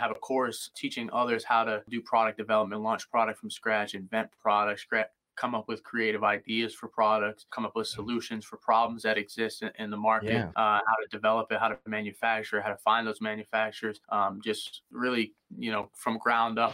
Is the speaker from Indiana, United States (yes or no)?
no; Philadelphia, Pennsylvania, United States; I grew up in Philadelphia